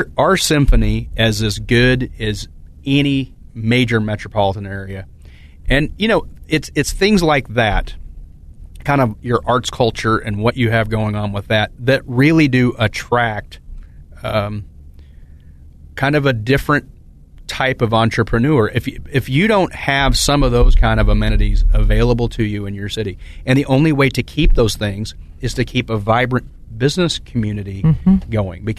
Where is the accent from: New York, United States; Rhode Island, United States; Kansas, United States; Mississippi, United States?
Kansas, United States; Emporia; now in Topeka, United States; I'm not a native of Topeka. I was born in Emporia, but I've been here for 17 years, and this is home